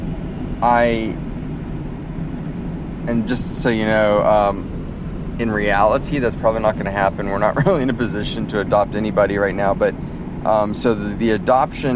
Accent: United States; moved away; also born or lived in Africa; I grew up in the States and grew up down by the Mexican border in a very Hispanic culture

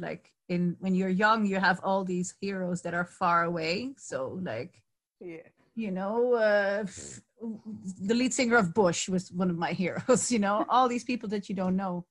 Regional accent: Netherlands; also born or lived in Barcelona; now in Cork, Ireland; I'm from the Netherlands

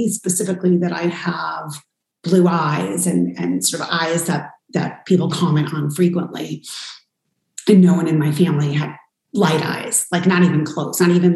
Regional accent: New York, United States; I was born and adopted in New York

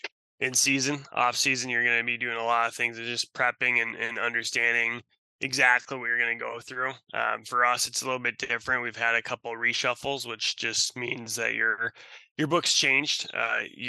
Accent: Russia; also born or lived in Wisconsin, United States; now in Seattle, United States; I'm from Russia. I was born in Russia. And so coming to the United States

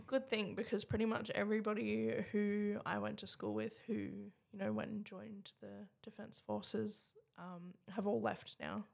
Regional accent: Adelaide, South Australia, Australia; I was born in Bedford Park in Adelaide

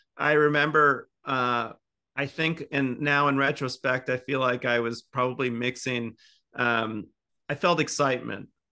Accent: Indiana, United States; accent: Midwest; moved away as an adult; now in Seattle, United States; I'm from the Midwest

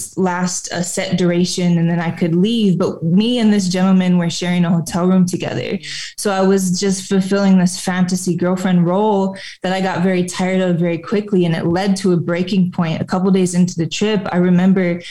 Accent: a suburb of Flint, Michigan, United States; So I was born in a suburb of Flint, Michigan, and that is where I grew up.

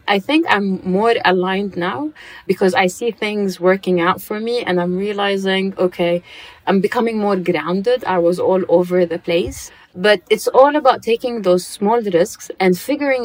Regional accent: Dubai, United Arab Emirates; I grew up in Dubai, so you know how life is in Dubai.

